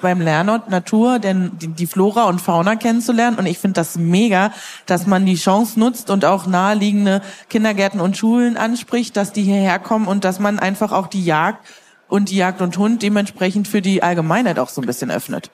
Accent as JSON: {"language": "German", "region": "Brandenburg", "country": "Germany", "moved": "yes", "said": "Ich komme ja eigentlich ursprünglich aus Brandenburg"}